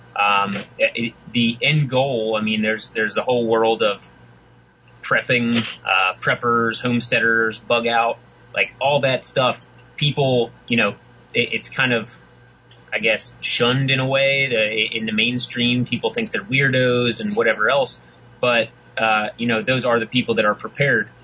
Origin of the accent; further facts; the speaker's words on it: West Virginia, United States; moved away as an adult; now in Houston, United States; I was from West Virginia, grew up in the mountains, hunting, fishing, camping, and uh, now I am stuck in Houston